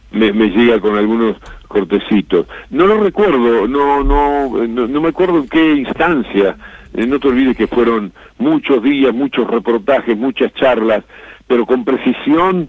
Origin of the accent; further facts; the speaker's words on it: Uruguay; now in Argentina; mi país de origen